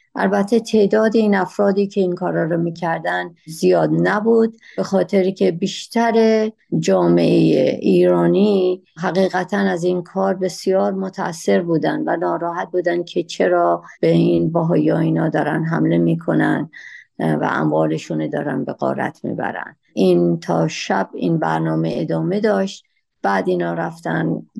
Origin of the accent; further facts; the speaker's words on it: Shiraz, Fars, Iran; من در شیراز متولد شدم و در همون شهر شیرازم مدرسه و دبیرستان و بعدش به دانشگاه رفتم